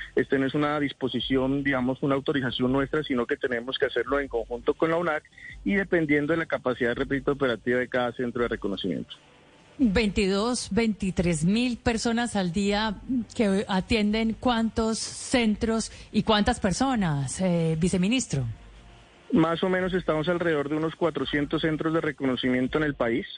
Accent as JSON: {"language": "Spanish", "country": "Colombia"}